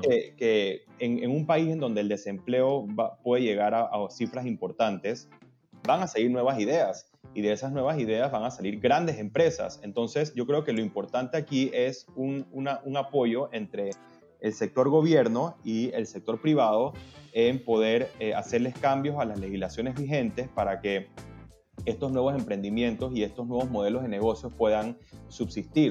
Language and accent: Spanish; Panama; yo soy abogado, panameño, socio fundador de Velo Legal